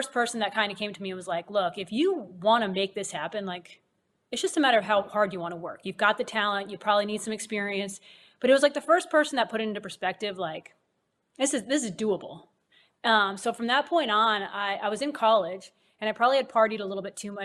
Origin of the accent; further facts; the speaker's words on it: Massachusetts, United States; I grew up in Massachusetts